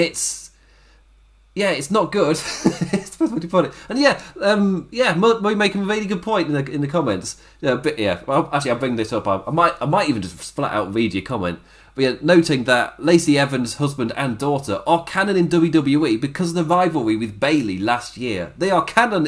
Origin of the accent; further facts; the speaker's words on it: United Kingdom; I'm British